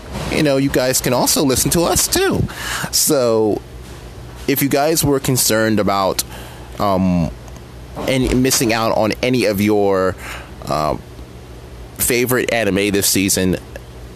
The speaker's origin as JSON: {"language": "English", "region": "Pennsylvania", "country": "United States", "said": "my home state"}